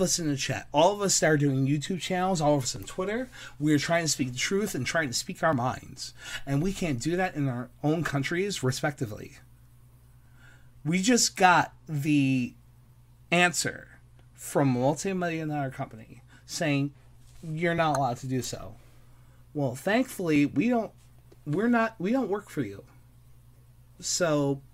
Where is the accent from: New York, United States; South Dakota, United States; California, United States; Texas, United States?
New York, United States; New York City